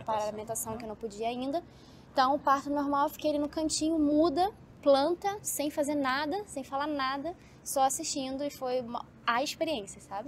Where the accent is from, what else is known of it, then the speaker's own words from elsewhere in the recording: Rio de Janeiro, Brazil; moved away; eu sou carioca, né? Sou do Rio de Janeiro